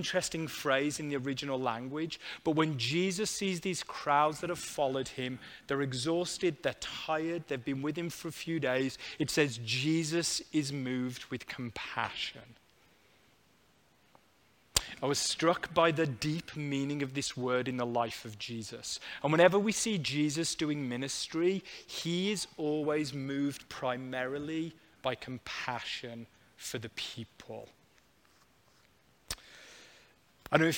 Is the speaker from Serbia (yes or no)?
no; United Kingdom; moved away; I was back visiting family in the UK